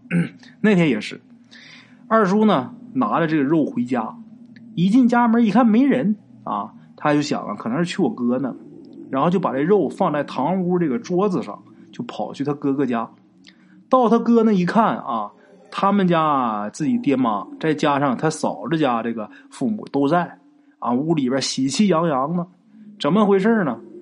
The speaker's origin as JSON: {"language": "Chinese", "region": "Northeast China", "country": "China", "said": "咱们东北话啊就说这个肉就是慢的意思"}